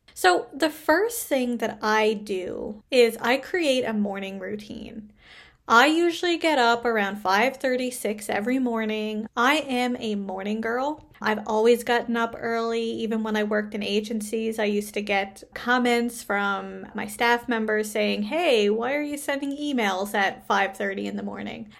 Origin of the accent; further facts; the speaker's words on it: Canada; I am a Canadian social worker